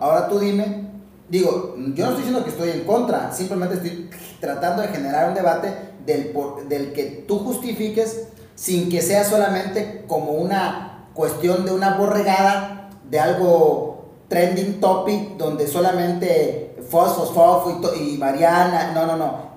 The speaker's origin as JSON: {"language": "Spanish", "country": "Mexico", "said": "el mexicano se ríe de su propia desgracia"}